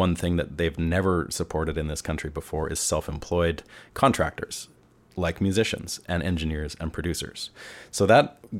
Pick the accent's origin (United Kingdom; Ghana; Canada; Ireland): Canada; now in Nashville, United States; I'm Canadian. I'm living in the US